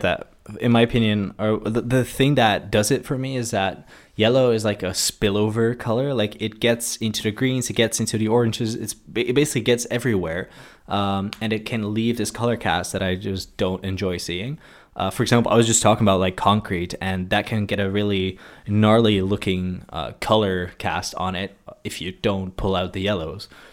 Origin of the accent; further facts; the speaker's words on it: Maassluis, South Holland, Netherlands; I grew up in a small town, uh, called Maslands